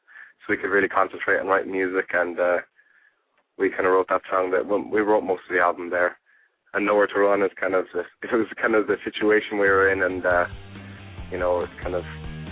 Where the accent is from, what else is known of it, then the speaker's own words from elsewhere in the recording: Ireland; also born or lived in Spain; we're an Irish band, but we met out in there's a tourist area of Spain that had a lot of live music in the area, and we kind of got together and jammed, and then we moved from there to Ireland and made our name in Ireland.